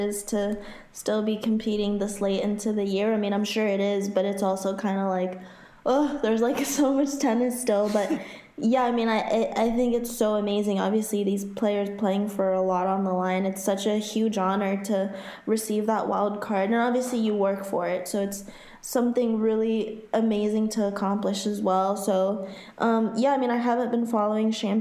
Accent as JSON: {"language": "English", "country": "Haiti", "tie": "born or raised there", "moved": "yes", "lives_now": "Florida, United States", "said": "Growing up in Haiti and living most of my life in Florida"}